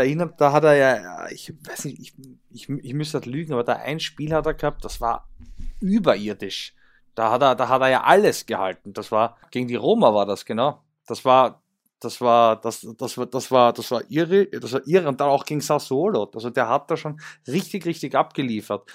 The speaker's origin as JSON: {"language": "German", "country": "Austria", "said": "die Admira bei uns"}